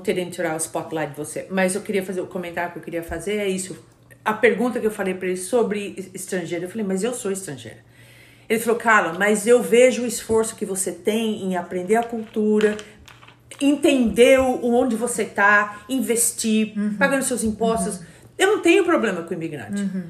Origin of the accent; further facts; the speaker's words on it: Brazil; moved away as an adult; now in United States; eu, como brasileira, tive dificuldade também